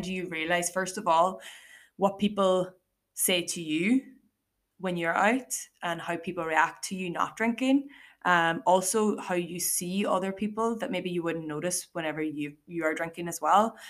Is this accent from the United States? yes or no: no; Ireland; as Irish, like we're known for loving having a laugh